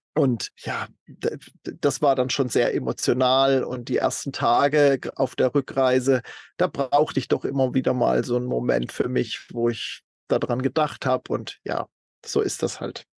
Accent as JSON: {"language": "German", "region": "Baden-Württemberg", "country": "Germany", "tie": "born or raised there", "moved": "as an adult", "said": "in meiner Heimatstadt in, in Süddeutschland"}